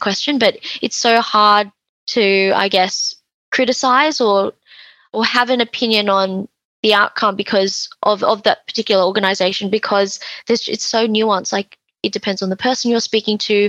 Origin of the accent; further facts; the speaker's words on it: Australia; I'm Chinese Australian.